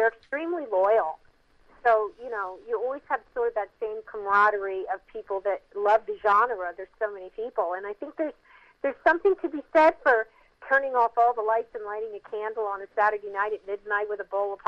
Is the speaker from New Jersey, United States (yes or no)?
yes; Mount Holly, New Jersey, United States; I grew up in Mount Holly, New Jersey, in the 60s and 70s